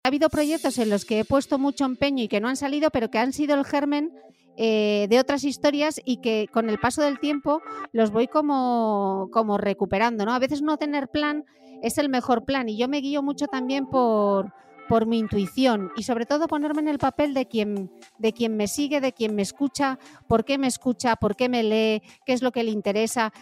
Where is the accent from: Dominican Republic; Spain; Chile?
Spain; Gijón, Asturias; moved away as an adult; also born or lived in London; en Gijón, de donde soy yo, del norte de España